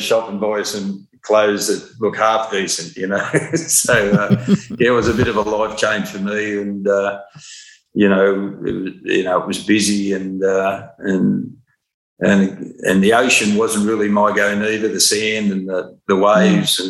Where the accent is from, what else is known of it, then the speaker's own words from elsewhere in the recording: Gooloogong, New South Wales, Australia; moved away as an adult; also born or lived in Cowra / Sydney; from the little town of Gulongong I lived